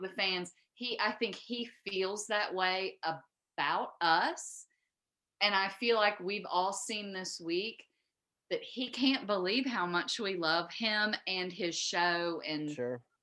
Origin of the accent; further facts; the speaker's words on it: Southeast Texas, United States; now in Virginia, United States; I don't come from Virginia, so I'm from Southeast Texas.